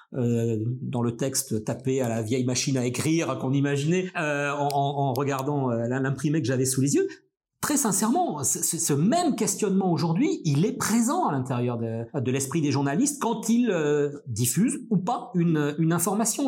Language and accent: French; Brest, Brittany, France; moved away as an adult; now in Lille, France; moi je viens de Brest, je viens du, fin fond de la Bretagne, euh, un peu la, la, campagne à une dizaine, quinzaine de kilomètres euh, de Brest.